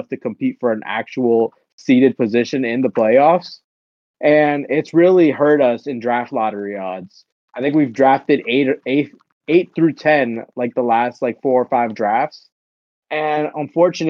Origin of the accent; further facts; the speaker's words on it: Maryland, United States; also born or lived in Nicaragua; I'm from Maryland